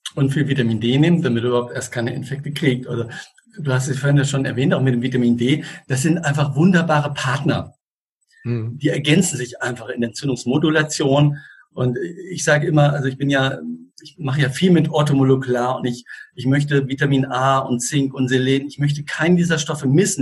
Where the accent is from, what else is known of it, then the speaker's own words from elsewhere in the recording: Switzerland; ich komme ja aus der Schweiz und der kleine Ort Einsiedeln ist 25 Kilometer Luftlinie von mir entfernt